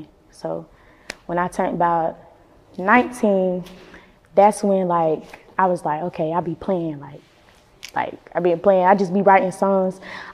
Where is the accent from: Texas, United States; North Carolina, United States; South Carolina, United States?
North Carolina, United States; Winston-Salem; I'm from the Trey. The Trey is Winston-Salem, but the nickname for it is Trey Foe.